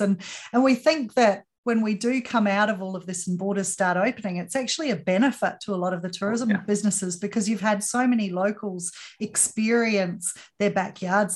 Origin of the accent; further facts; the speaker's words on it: Australia; for me being Australian